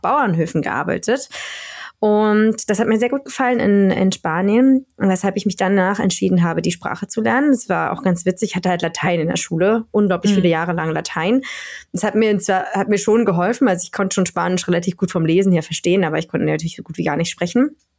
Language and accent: German; Berlin, Germany; moved away as an adult; also born or lived in Spain; now in Sweden; ich bin ja ähm, kurz vor der Wende geboren in mhm. Ostberlin also ich komme aus Berlin, aber Berlin-Friedrichshain geboren